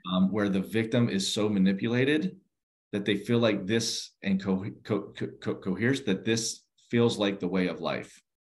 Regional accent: outside Pittsburgh, Western Pennsylvania, United States; now in Fairfax County, United States; I grew up in the in the Western Pennsylvania um, area, uh, just outside of uh, Pittsburgh

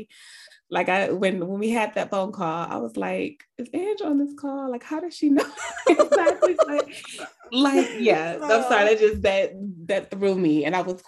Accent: Ohio, United States; I'm from Ohio

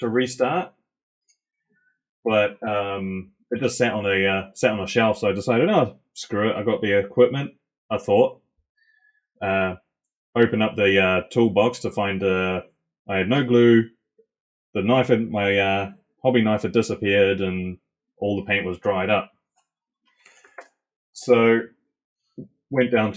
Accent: Auckland, New Zealand; I was born in Auckland

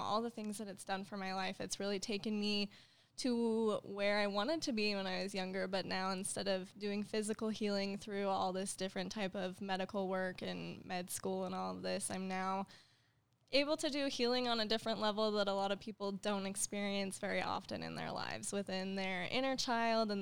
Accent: Utah, United States; I grew up here in Utah. This is my hometown

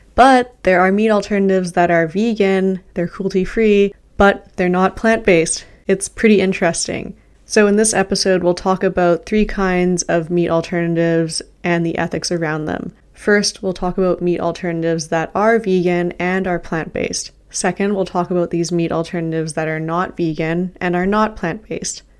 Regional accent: Canada; I'm Canadian. I live in Canada right now.

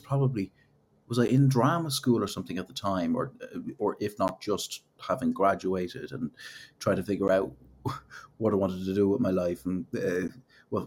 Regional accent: Killiney, Leinster, Ireland; moved away as an adult; also born or lived in Manchester / London; now in Los Angeles, United States; Grew up in, was South County Dublin, Killiney to be specific

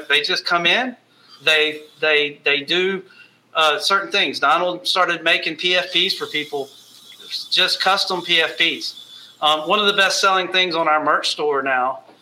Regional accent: United States; we're all from the United States

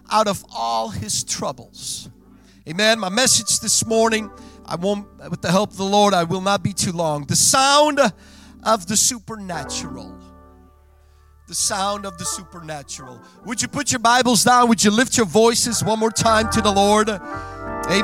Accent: Belgium; first language Dutch; English is a second language; I was born and raised in Belgium. Mijn moedertaal is Nederlands.

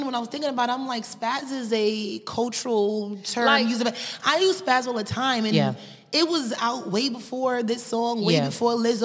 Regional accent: New York City, New York, United States; accent: New York accent; now in Los Angeles, United States; I'm from Brooklyn.

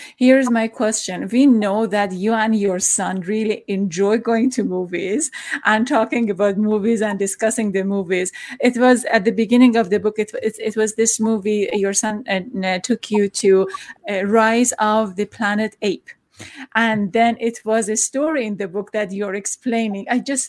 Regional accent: Iran; I'm from Iran, and I know that I'm coming from a patriarchal society

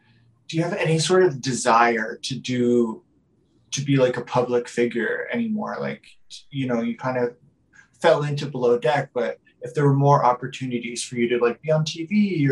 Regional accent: Vancouver, British Columbia, Canada; I'm from Vancouver.

